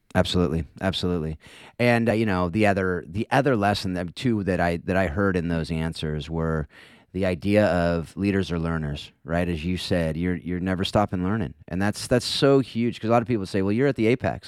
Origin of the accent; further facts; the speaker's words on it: Southern California, United States; I'm a Northern California guy, born and raised in SoCal